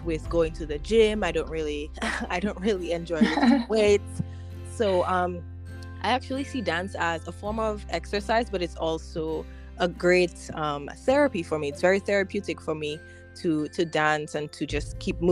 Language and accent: English; Dominica; moved away as an adult; also born or lived in Arkansas, United States; I grew up in Dominica